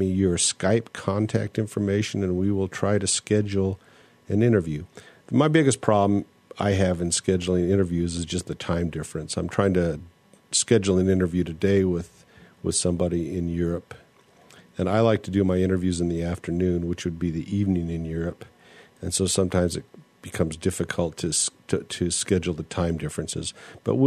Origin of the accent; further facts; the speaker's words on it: United States; I'm American and I'm monolinguistic